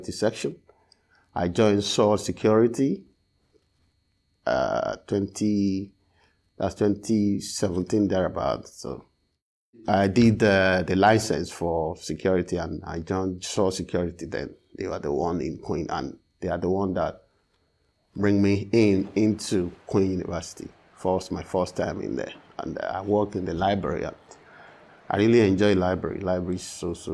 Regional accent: Nigeria; now in Belfast, United Kingdom; I'm originally from Nigeria

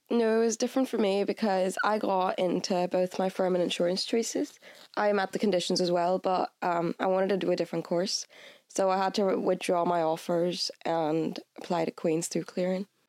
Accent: Bangalore, Karnataka, India; moved away as an adult; now in Belfast, United Kingdom; I'm from Bangalore, India

